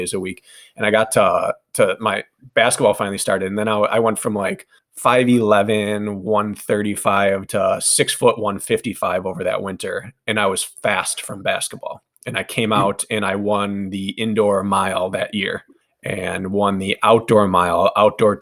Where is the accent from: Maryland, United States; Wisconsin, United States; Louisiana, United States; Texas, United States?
Wisconsin, United States; born or raised there